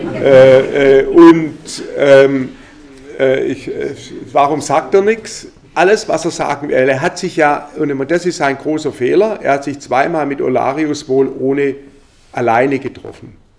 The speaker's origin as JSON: {"language": "German", "country": "Germany", "said": "bei uns in Deutschland"}